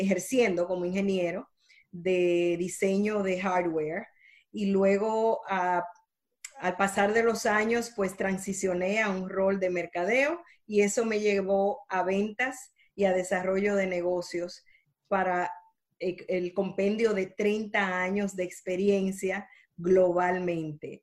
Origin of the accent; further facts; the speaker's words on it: Dominican Republic; now in Miami, United States; Nací en la República Dominicana, así que soy caribeña pero llevo toda una vida en Estados Unidos.